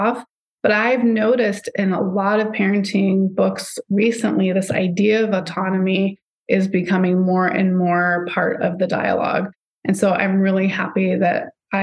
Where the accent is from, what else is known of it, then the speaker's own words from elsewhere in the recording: Southern California, United States; I grew up in Southern California